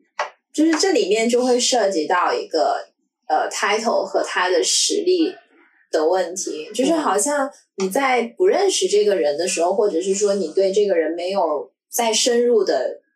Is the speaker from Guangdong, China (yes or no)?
yes; Shenzhen, Guangdong, China; 因为自己从小在深圳，然后就会觉得说深大超好。